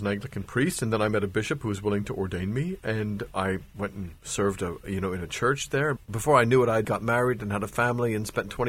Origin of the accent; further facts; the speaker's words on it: Pennsylvania, United States; moved away as an adult; now in Greenville, United States; Well, I was brought up in Pennsylvania in a very evangelical, conservative family.